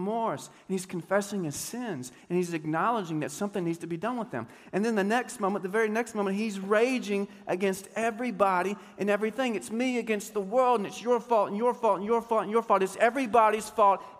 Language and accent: English; Deep East Texas, United States; I grew up playing basketball in Deep East Texas